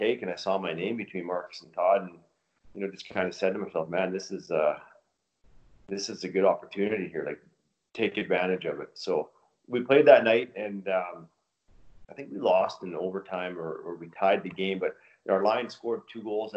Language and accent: English; Vancouver, British Columbia, Canada; in Vancouver, in my hometown where I grew up